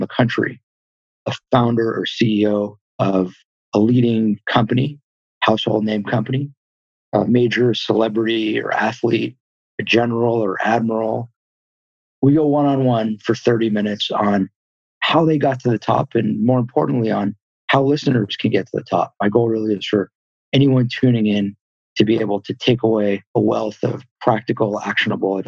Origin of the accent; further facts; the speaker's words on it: Los Angeles, California, United States; I was born in the San Fernando Valley. So I'm from LA, grew up in the Valley